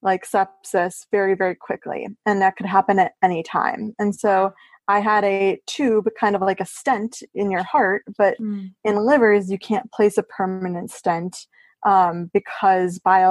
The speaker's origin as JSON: {"language": "English", "town": "Chicago", "region": "Illinois", "country": "United States", "also_born_or_lived": "Washington, District of Columbia, United States / New York", "moved": "as an adult", "said": "I am from Chicago."}